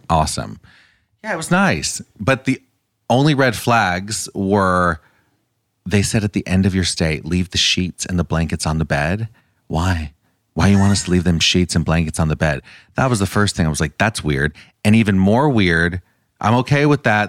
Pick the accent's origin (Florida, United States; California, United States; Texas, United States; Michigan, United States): California, United States; I grew up going to Disneyland. I'm from California, and that was like a big part of my childhood